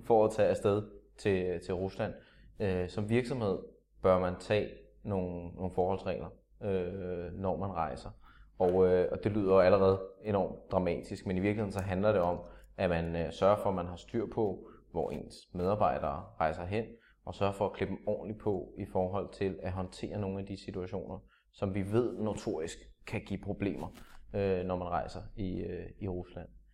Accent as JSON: {"language": "Danish", "country": "Denmark", "said": "danskere, som nordisk folkefærd"}